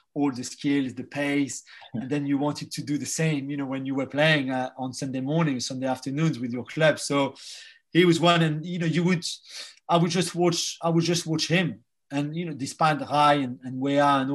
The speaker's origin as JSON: {"language": "English", "town": "Paris", "region": "Île-de-France", "country": "France", "tie": "born or raised there", "moved": "yes", "said": "I was born in Paris in the 12th arrondissement, which is Bastille for the listeners who know the capital, the city. Pure Parisian family"}